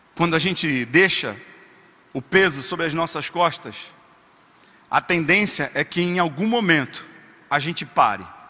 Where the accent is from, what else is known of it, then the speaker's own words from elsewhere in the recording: Rio de Janeiro, Brazil; E eu sou carioca, como bom carioca, sou apaixonado por praia